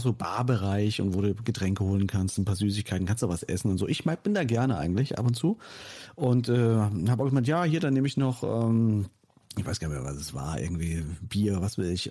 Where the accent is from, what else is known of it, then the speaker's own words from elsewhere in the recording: towards Fulda, East Hesse, Germany; moved away; in meine alte Heimat geführt, ne? Nach, nach Osthessen Richtung Fulda